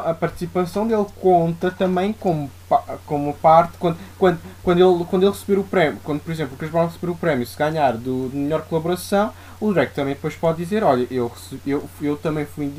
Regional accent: Santarém, Santarém District, Portugal; now in Lisbon, Portugal; à minha terra, a Santarém

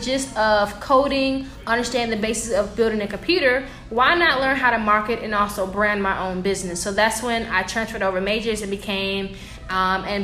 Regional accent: Macon, Georgia, United States; also born or lived in Savannah, Georgia; I'm actually from Macon, and in the Macon area, you have a career path in high school.

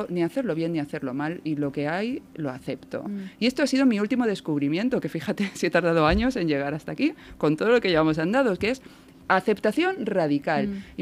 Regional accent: Balearic Islands, Spain; also born or lived in Córdoba / La Mancha; now in Barcelona, Spain; crecí en Baleares

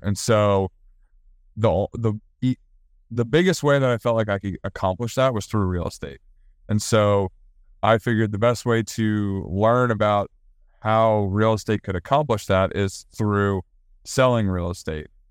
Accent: Maryland, United States; moved away as an adult; also born or lived in Virginia; now in Charlotte, United States; I'm from Maryland, and my brother lives up near Maryland. My dad still lives in Maryland.

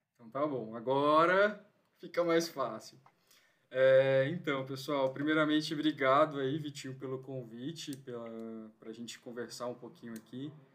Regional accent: São Mateus, Espírito Santo, Brazil; moved away as an adult; now in São Paulo, Brazil; eu sou lá do Espírito Santo, de São Mateus, uma cidade do interior, litoral norte. Fiz faculdade de fisioterapia lá e me mudei para São Paulo assim que eu terminei

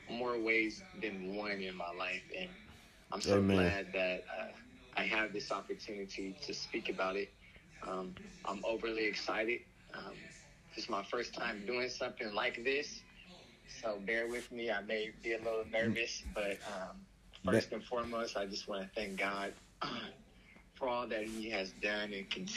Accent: Oakland, California, United States; now in Stockton, United States; I'm from Oakland, California. I've lived in Stockton for some time now

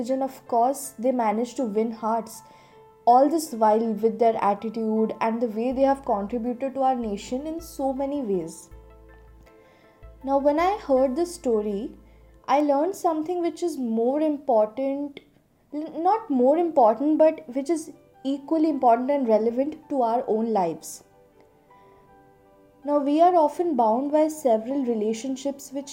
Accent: Bhubaneswar, Odisha, India; I come from Bhubaneswar, which is in Odisha

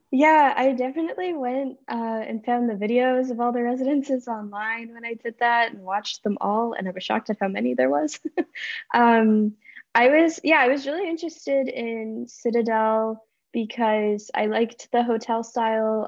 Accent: just outside of Winnipeg, Manitoba, Canada; moved away as an adult; now in Montreal, Canada; I'm from just outside of Winnipeg, Manitoba

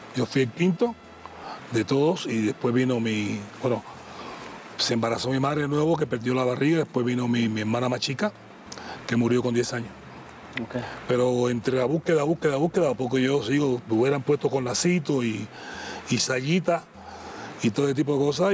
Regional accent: Cuba; moved away as an adult; now in Argentina; por ser cubano

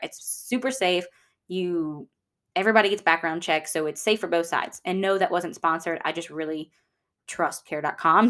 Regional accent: Georgia, United States; also born or lived in El Paso, Texas; now in Louisiana, United States; although I was born in Texas, I wouldn't consider myself a Texan. And that's because when I was one, my family moved to Georgia.

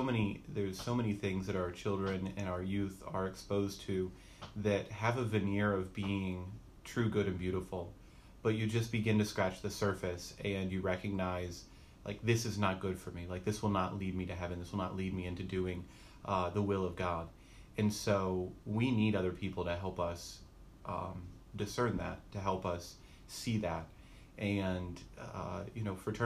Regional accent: Asheville, North Carolina, United States; I am a native of North Carolina. I was born and raised near Asheville, North Carolina.

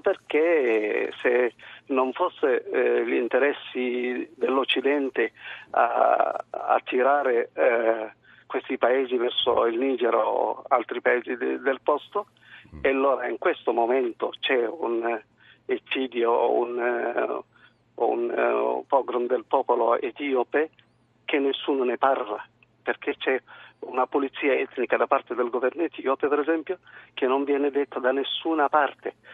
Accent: Eritrea; now in Catania, Italy; Io sono eritreo

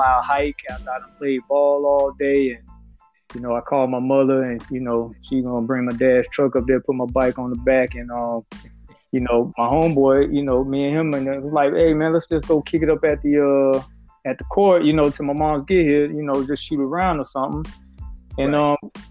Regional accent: Pensacola, Florida, United States; I grew up in Pensacola, and from the time I was 7 years old, I knew I was going to go to Woodham High School

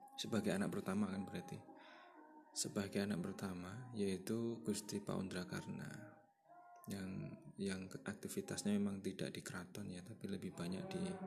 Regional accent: Karanganyar, Central Java, Indonesia; saya lahir di Karanganyar

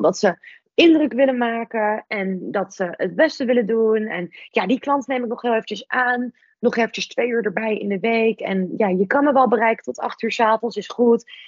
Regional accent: Netherlands; als Nederlander

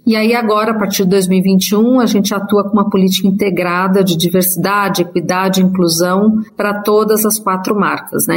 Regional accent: Mogi das Cruzes, São Paulo, Brazil; eu sou do interior de São Paulo, de Mogi das Cruzes

